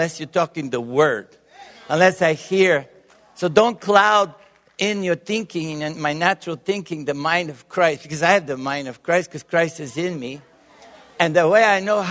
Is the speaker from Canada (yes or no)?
no; Bulgaria; English is a second language; also born or lived in Tyler, Texas; now in Texas, United States; I was born in Bulgaria. And raised within the communist countries